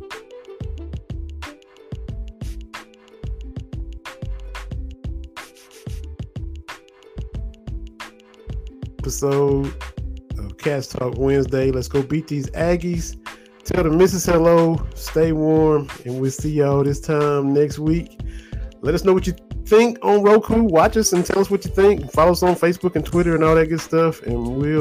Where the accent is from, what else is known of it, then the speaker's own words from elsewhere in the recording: Kentucky, United States; now in Tennessee, United States; growing up in Kentucky